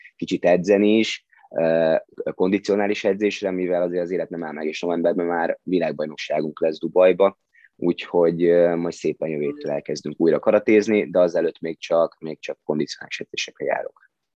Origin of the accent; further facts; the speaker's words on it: Hungary; ide születtem